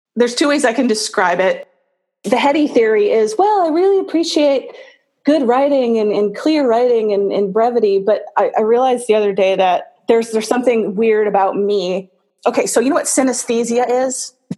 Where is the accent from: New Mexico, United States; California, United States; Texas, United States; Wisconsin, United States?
Wisconsin, United States; La Crosse; moved away as an adult; now in New York, United States; I grew up on the west side of Wisconsin